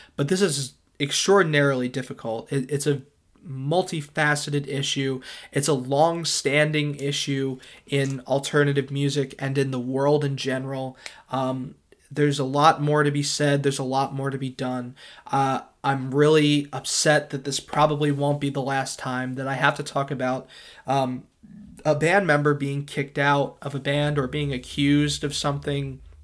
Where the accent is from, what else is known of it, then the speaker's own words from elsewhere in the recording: Philadelphia suburbs, Pennsylvania, United States; I come from the Philadelphia suburbs